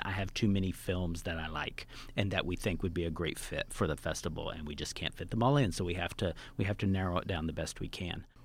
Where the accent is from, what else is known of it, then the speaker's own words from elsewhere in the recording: Tonkawa, Oklahoma, United States; now in New York, United States; I live in New York, but I grew up in a small farm town in Oklahoma.